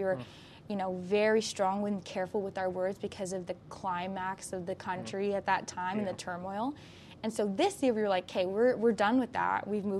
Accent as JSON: {"language": "English", "region": "Florida", "country": "United States", "lives_now": "Walla Walla, United States", "said": "And I came from Florida, which is very diverse, and then I came up here to Walla Walla"}